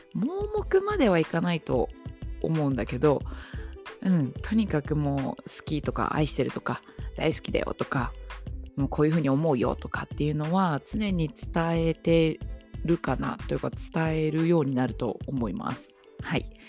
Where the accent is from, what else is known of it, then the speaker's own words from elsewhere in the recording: Nagoya, Aichi, Japan; 出身地5番目です、えー、愛知県名古屋市生まれ育ちですはい